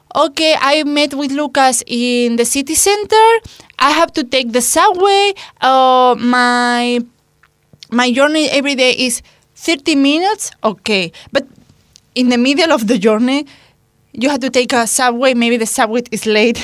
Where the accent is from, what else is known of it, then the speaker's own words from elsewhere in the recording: Spain; English is a second language; moved away as an adult; now in Hungary; in my hometown, we have this fame that we aren't friendly, okay, we are friendly, but maybe in other parts of Spain, they are more friendly than us